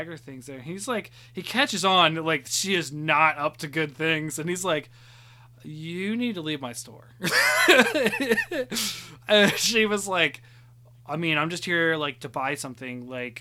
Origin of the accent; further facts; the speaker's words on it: Chillicothe, Ohio, United States; moved away; I've moved, you know, back to my hometown